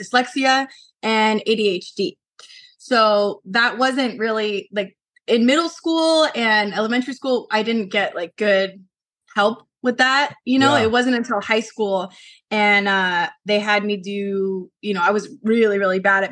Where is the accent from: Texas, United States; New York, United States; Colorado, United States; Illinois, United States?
Colorado, United States; Colorado Springs; moved away as an adult; now in Los Angeles, United States; I moved to LA from Colorado. So I was born and raised in Colorado Springs